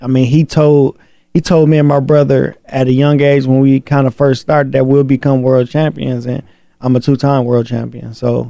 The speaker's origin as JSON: {"language": "English", "town": "Flint", "region": "Michigan", "country": "United States", "said": "I'm from Flint, you know. I'm from Michigan, so"}